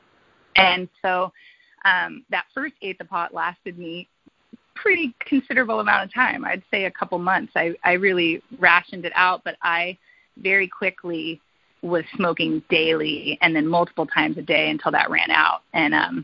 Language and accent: English; United States; I'm from Washington